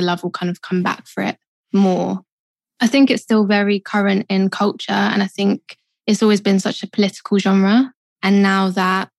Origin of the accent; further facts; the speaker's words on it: London, United Kingdom; I grew up in Southeast London, kind of moved a little bit further in, so I'm kind of still South London. But yeah, born and raised